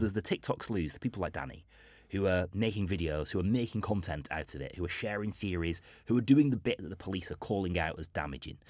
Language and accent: English; Bolton, North West England, United Kingdom; it's my hometown